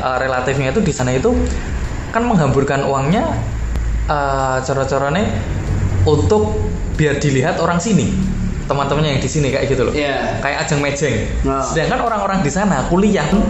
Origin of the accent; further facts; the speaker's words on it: Java, Indonesia; accent: Javanese; kita ngomong pakai bahasa Jawa tapi daripada, maksudnya Indonesia dengan logat Jawa